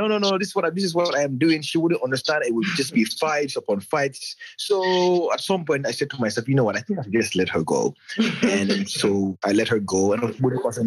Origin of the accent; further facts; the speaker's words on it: Gambia; I am from the Gambia